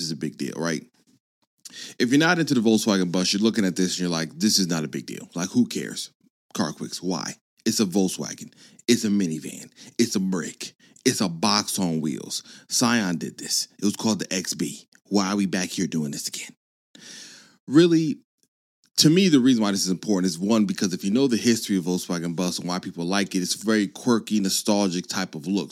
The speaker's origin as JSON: {"language": "English", "region": "California", "country": "United States", "tie": "born or raised there", "said": "I was born in California"}